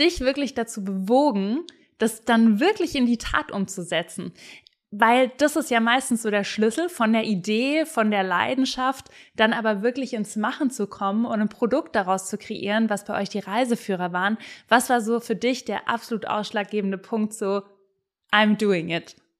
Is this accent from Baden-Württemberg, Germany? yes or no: yes; Black Forest, Baden-Württemberg, Germany; ich komme ja aus dem Schwarzwald